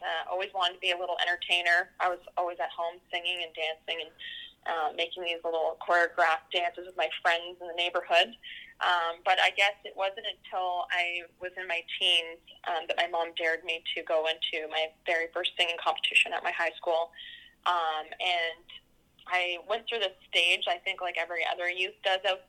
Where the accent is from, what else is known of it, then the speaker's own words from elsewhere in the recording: Peterborough, Ontario, Canada; growing up in Peterborough